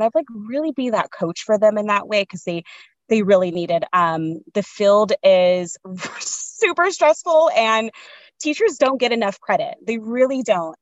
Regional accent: San Diego, California, United States; I grew up in San Diego, like Southeast San Diego.

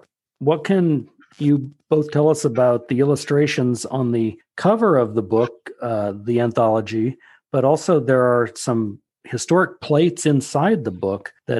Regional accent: Nebraska, United States; I grew up in Nebraska

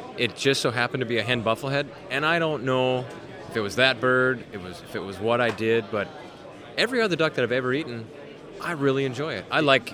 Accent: West Central Wisconsin, United States; moved away as an adult; I was born and raised in West Central Wisconsin.

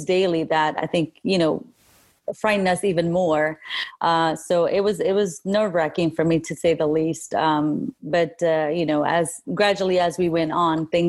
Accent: Kurdistan Region, Iraq; now in Middle Tennessee, United States; I'm originally from Kurdistan, northern Iraq. I moved here 30 years ago, so I call here my home

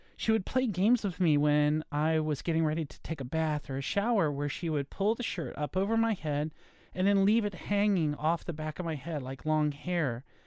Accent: Virginia, United States; I was born in Virginia, grew up in a nice neighborhood.

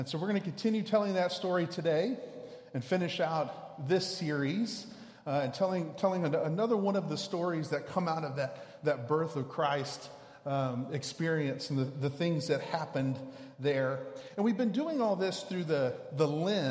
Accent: Houston, Texas, United States; I grew up in Houston

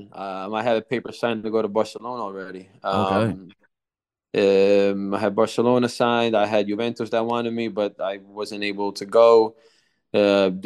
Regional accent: New Jersey, United States; moved away; also born or lived in Italy; growing up in America

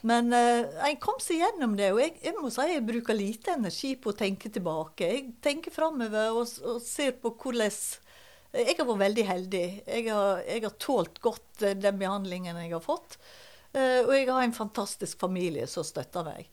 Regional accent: Balestrand, Vestland, Norway; also born or lived in Høyanger; Eh, jeg er født på Høyanger sykehus. Eh, men så er jeg jo oppvokst i Balestrand.

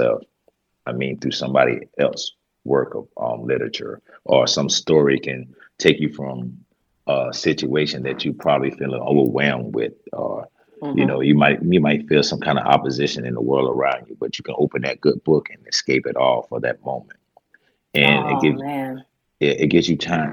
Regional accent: Greenville, South Carolina, United States; I'm from Greenville, South Carolina. I was born and raised here

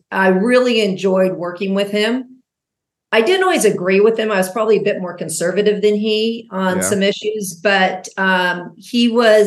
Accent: Laguna Niguel, California, United States; moved back to my hometown of Laguna Niguel

